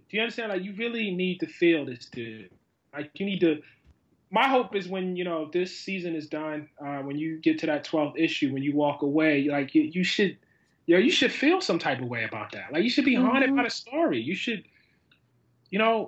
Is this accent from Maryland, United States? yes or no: yes; Baltimore, Maryland, United States; As a kid, I grew up in West Baltimore